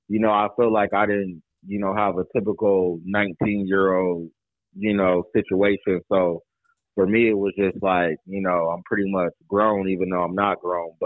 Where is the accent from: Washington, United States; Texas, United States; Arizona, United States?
Arizona, United States; I'm checking in from Arizona. That's where I'm born and raised.